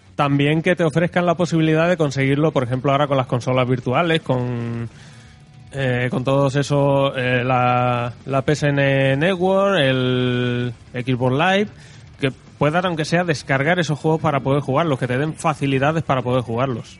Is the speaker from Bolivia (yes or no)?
no; Spain; somos los españoles